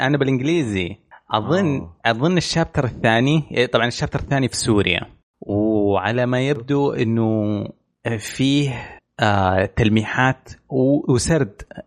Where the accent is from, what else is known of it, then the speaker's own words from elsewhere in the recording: Eastern Province, Saudi Arabia; عندنا في الشرقيه